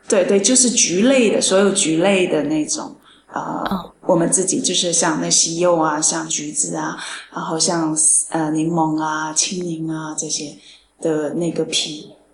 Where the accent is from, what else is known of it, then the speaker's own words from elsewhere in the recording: China; now in Paris, France; 其实像我们中国人很少有这种习俗过圣诞的那种